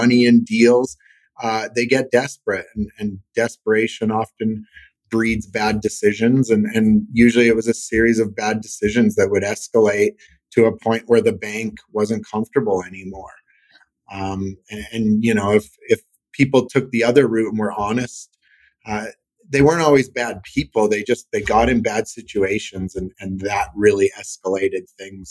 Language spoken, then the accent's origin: English; Saskatchewan, Canada; now in Calgary, Canada; I'm from Saskatchewan, which for the Americans is the Midwest of Canada, prairies, small suburban city of 200,000 people.